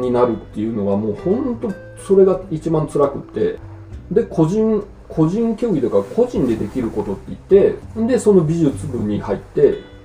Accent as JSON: {"language": "Japanese", "town": "Yokohama", "region": "Kanagawa", "country": "Japan", "tie": "born or raised there", "also_born_or_lived": "Osaka / Mie", "accent": "Kansai dialect (spoken at home)", "moved": "as an adult", "lives_now": "Furano, Japan", "said": "僕は、まあ、大阪府生まれで横浜育ちなんですけど、うん、実家三重県なんですよで大阪府で生まれて2歳の時に三重県に引っ越してで小学校2年まで三重県にいてそれ母方の方なんです、うん、ででそこから横浜に移って、横浜で12年ぐらい住んでる"}